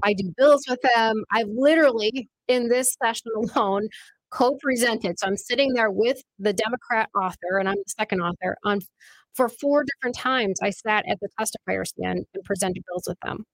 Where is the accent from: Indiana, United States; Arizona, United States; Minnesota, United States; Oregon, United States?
Minnesota, United States; near Bagley; moved away as an adult; I grew up actually eh, near Bagley